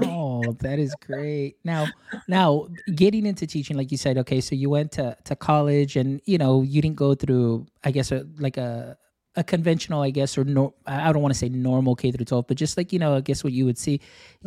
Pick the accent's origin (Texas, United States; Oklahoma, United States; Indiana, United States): Texas, United States; I'm from Texas